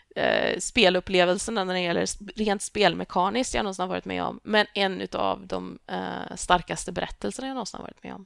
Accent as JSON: {"language": "Swedish", "town": "Tibro", "region": "Västra Götaland", "country": "Sweden", "tie": "born or raised there", "also_born_or_lived": "Lund", "moved": "yes", "said": "jag växte upp i Tibro, vilket är en pytteliten håla i Västergötland."}